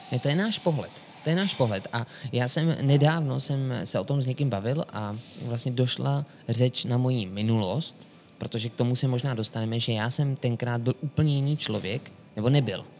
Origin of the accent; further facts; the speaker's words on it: Sokolov, Karlovy Vary Region, Czechia; u nás v Sokolově